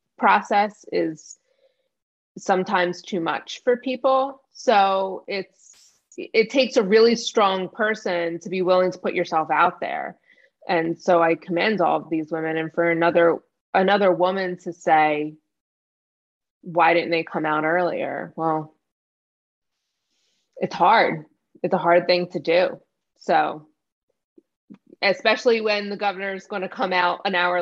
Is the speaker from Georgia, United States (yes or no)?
no; New Jersey, United States; I grew up in New Jersey, so sweet tea isn't really a thing